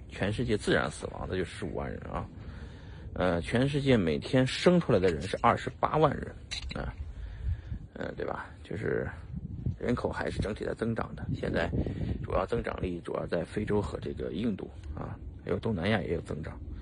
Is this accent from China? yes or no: yes; China; 就我们中国人不好受